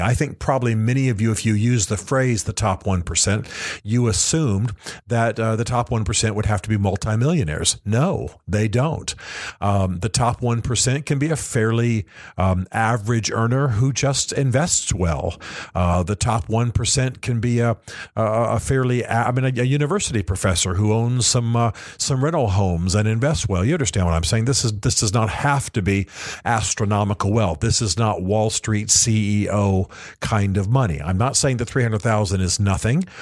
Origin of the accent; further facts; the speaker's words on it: Tennessee, United States; my home state of Tennessee